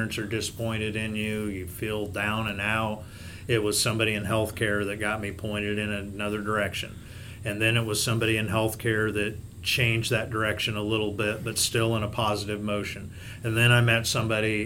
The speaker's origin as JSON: {"language": "English", "town": "Knoxville", "region": "Iowa", "country": "United States", "tie": "born or raised there", "said": "the Knoxville Hospital and Clinics, which is my hometown."}